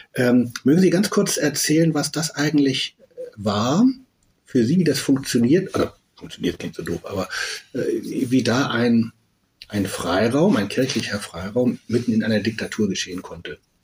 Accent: West Germany, Germany; also born or lived in Berlin; selber äh, in Westdeutschland geboren, aufgewachsen

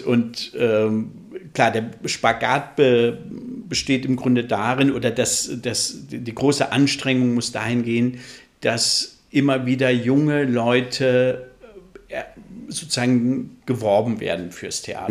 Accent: Flensburg, Schleswig-Holstein, Germany; moved away; also born or lived in Central Hesse / Berlin / Erlangen; gebürtiger Mittelhesse, aber aufgewachsen in Flensburg. Mhm. Also ich würde mich auch als Nordlicht bezeichnen.

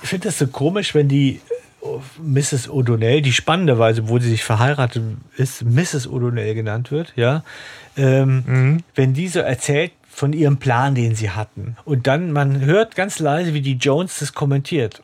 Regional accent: Southern Germany, Germany; moved away; ich komme ja ursprünglich aus Süddeutschland

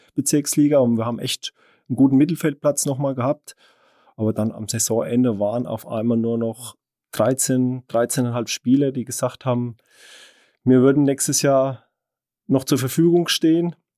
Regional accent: Unterweißenbrunn, Bavaria, Germany; Ich stamme ja aus Unterwaldbärung

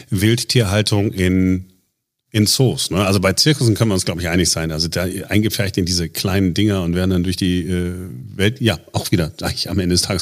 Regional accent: Duisburg, North Rhine-Westphalia, Germany; Äh, ich bin in Duisburg aufgewachsen.

